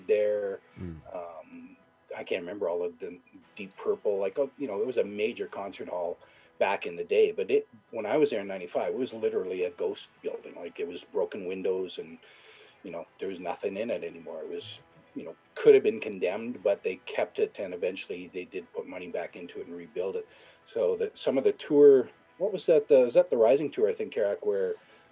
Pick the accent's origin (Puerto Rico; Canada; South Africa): Canada; Lloydminster, Saskatchewan; I said, Lloydminster, Saskatchewan, Canada